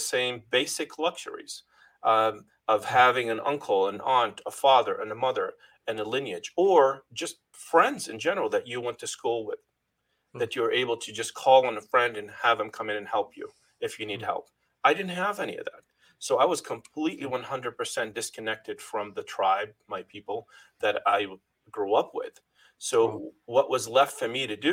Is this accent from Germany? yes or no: no; Lebanon; moved away as an adult; now in New England, United States; I first came from Lebanon, landed in Boston, and never looked back, never went back to my home country